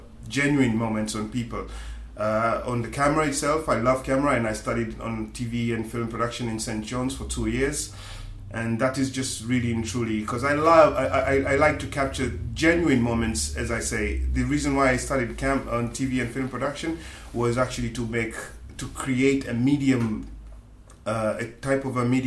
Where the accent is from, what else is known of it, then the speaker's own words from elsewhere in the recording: Tanzania; moved away as an adult; also born or lived in United Kingdom; now in West Cork, Ireland; in the Equatorial region where I am from, Tanzania